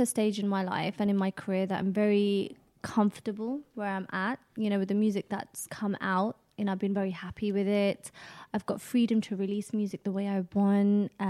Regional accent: United Kingdom; My mum checks my Punjabi really because obviously, you know, we are British born Asians and we're going to struggle somewhat it's not your first language.

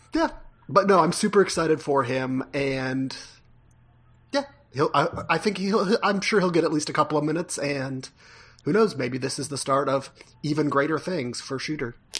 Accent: Ohio, United States; now in Virginia, United States

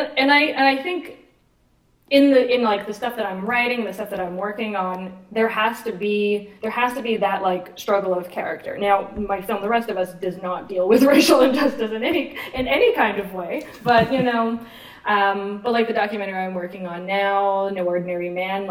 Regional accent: East Coast, Canada; as a woman who has a specific experience growing up in the East Coast of Canada

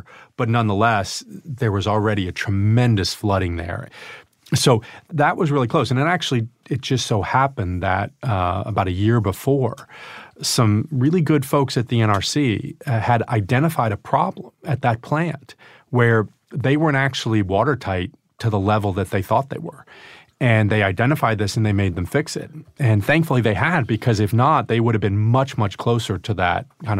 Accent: Albany, New York, United States; also born or lived in Glens Falls, New York; Upstate New York, from Albany.

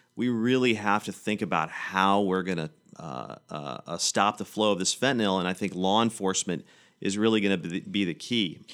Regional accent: Manchester, Tennessee, United States; also born or lived in Hillsboro, Tennessee; now in Nashville, United States; I grew up in Manchester, I grew up in Hillsborough, Tennessee

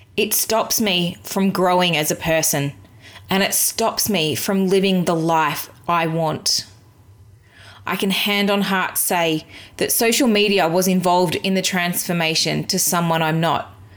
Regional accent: Australia; as an Australian white woman

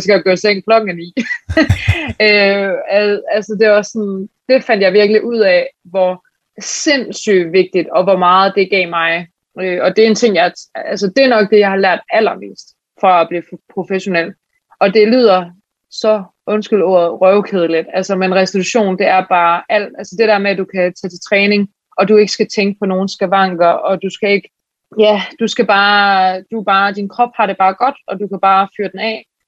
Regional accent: Aarhus, Central Denmark Region, Denmark; moved away as an adult; also born or lived in Switzerland; now in Copenhagen, Denmark; jeg kommer oprindeligt, jeg er fra Aarhus

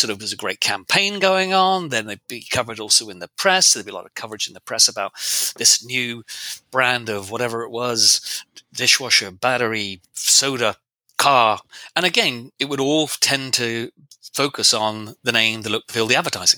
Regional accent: England, United Kingdom; I'm English. I'm British.

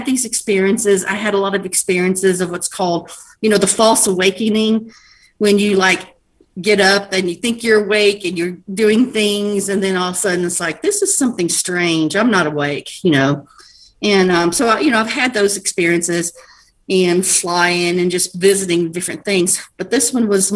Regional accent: El Paso, Texas, United States; I was born in Texas, El Paso. So we lived on the border of Mexico

